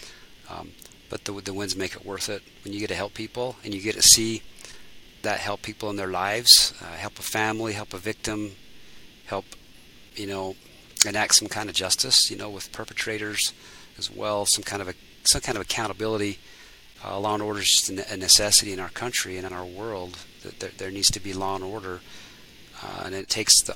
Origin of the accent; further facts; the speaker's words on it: United States; as American citizens